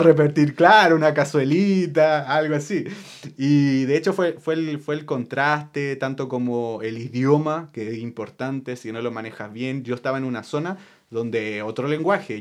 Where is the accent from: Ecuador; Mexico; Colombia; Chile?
Chile; moved away; yo puedo ser chileno porque yo nací en Chile